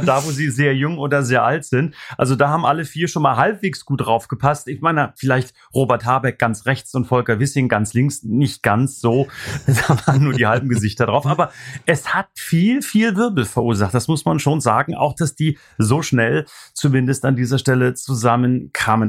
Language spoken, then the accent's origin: German; East Germany, Germany; ich komme aus dem Osten